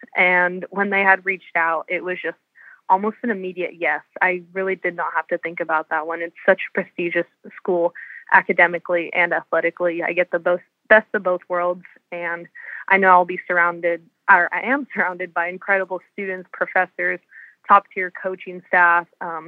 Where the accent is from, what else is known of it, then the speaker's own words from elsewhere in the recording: California, United States; So growing up in Southern California, I knew I had wanted to be close to home.